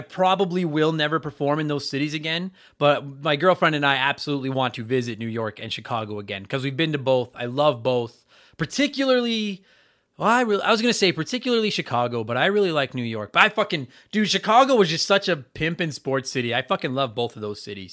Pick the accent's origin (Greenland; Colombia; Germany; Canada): Canada; also born or lived in Edmonton, Alberta; I am also from Canada. I live here in Edmonton, Alberta